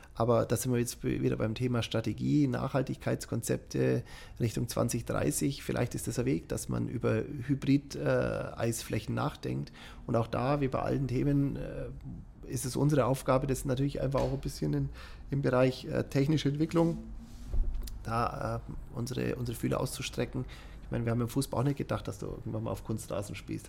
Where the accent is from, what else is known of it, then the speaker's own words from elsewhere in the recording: Germany; bei uns in Deutschland